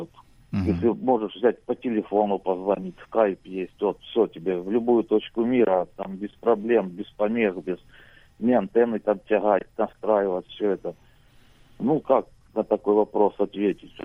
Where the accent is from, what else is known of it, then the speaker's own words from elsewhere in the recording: Voronezh Oblast, Russia; я из России, ну, живу в селе